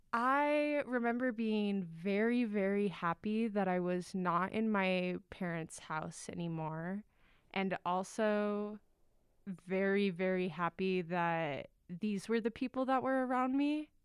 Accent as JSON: {"language": "English", "town": "Las Vegas", "region": "Nevada", "country": "United States", "moved": "as an adult", "lives_now": "Salt Lake City, United States", "said": "I'm from Las Vegas, Nevada"}